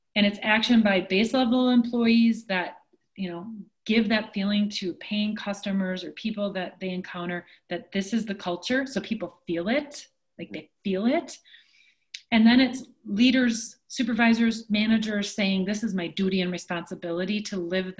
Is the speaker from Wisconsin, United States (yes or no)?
yes; Onalaska, Wisconsin, United States; I grew up in Onalaska, Wisconsin